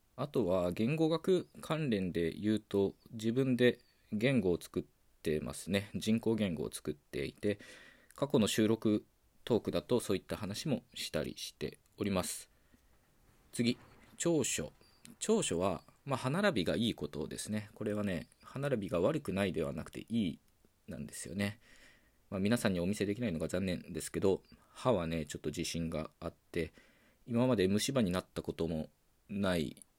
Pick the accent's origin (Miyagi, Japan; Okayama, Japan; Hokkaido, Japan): Okayama, Japan; first language Japanese; 岡山県出身の20代